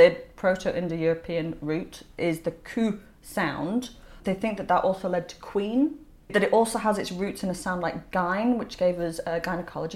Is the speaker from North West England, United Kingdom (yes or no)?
no; Leeds, Yorkshire and the Humber, United Kingdom; I'm from Leeds